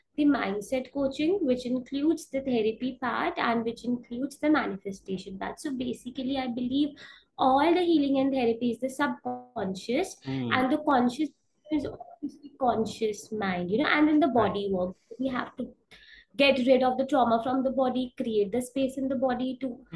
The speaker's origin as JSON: {"language": "English", "country": "India", "said": "I'm an Indian, I stay in India"}